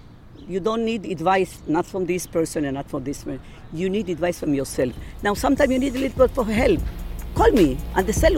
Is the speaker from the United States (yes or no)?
no; Serbia; born there; English is a second language; I was born in Yugoslavia, so I know Serbian. I know it, let's say, not fluently. I speak Hebrew. I speak Spanish. I speak English.